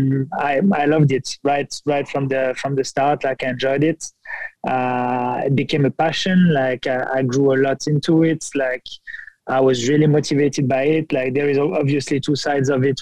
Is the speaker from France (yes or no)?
yes; France; moved away as an adult; also born or lived in Montreal, Canada; now in Cincinnati, United States; I started my journey in France, born and raised in France.